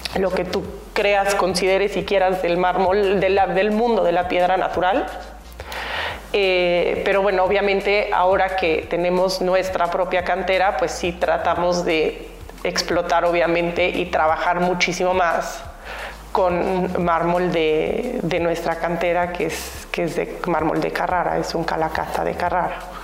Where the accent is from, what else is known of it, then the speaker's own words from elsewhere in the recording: Mexico; moved away; siendo mexicana vengo muy seguido a México